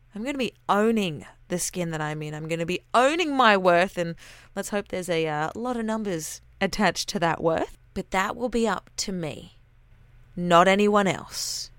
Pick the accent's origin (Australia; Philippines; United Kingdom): Australia; accent: Aussie; I'm Aussie